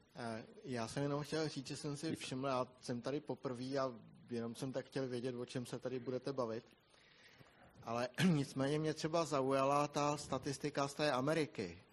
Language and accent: Czech; Bohemia, Czechia; my jsme u nás v Čechách zvyklí